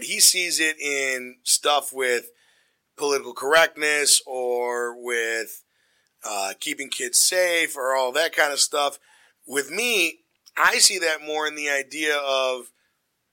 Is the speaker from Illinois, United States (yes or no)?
yes; Glenview, Illinois, United States; I grew up in Glenview, Illinois